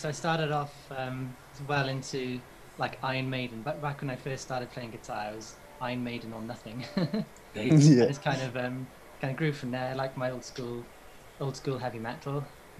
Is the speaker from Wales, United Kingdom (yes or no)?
yes; Aberystwyth, Wales, United Kingdom; I'm from Aberystwyth, West Wales.